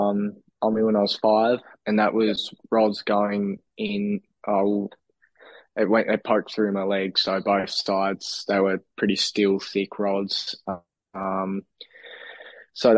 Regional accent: Burnie, Tasmania, Australia; also born or lived in Devonport; I grew up in Burnie till 13 years old, so 2017. Then I moved to Devonport. So, yeah, most of my childhood in Burnie.

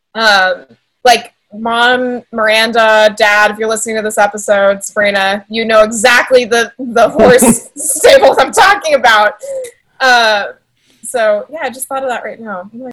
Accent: San Antonio, Texas, United States; also born or lived in Rio Grande Valley, Texas; I was born in the Valley, but I was raised in San Antonio

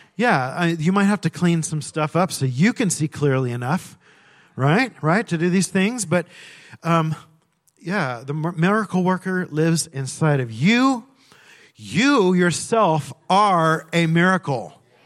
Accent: California, United States; I grew up in California

